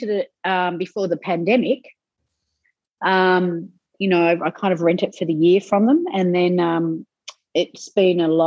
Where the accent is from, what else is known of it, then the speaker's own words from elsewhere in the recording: Australia; now in Lima, Peru; So I live in Lima, mm-hmm. and um, I'm the Australian ambassador in Lima.